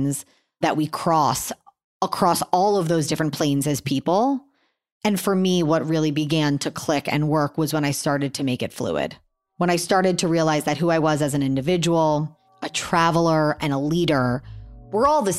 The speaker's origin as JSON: {"language": "English", "town": "Miami", "region": "Florida", "country": "United States", "said": "I'm 35 years old. I'm from Miami, Florida."}